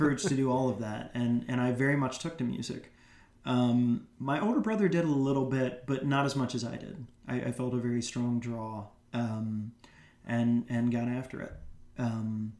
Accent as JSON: {"language": "English", "town": "Greensboro", "region": "North Carolina", "country": "United States", "tie": "born or raised there", "also_born_or_lived": "New York", "moved": "as an adult", "said": "my hometown of Greensboro, North Carolina"}